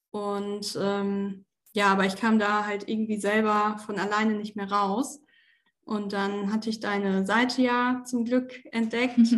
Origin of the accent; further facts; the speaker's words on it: Osnabrück, Lower Saxony, Germany; bin äh, jetzt 26 Jahre alt, komme aus Osnabrück ursprünglich